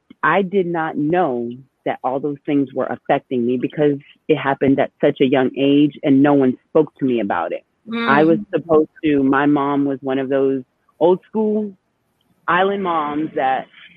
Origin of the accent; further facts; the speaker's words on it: Boston, Massachusetts, United States; also born or lived in New York; So I am a Dominican born. My parents are both Dominican, but I was born in New York. I was raised in Boston.